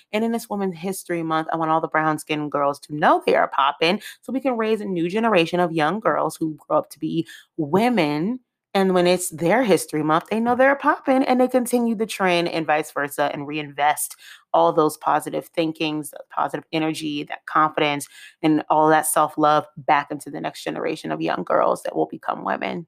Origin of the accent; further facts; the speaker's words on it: United States; I'm from the area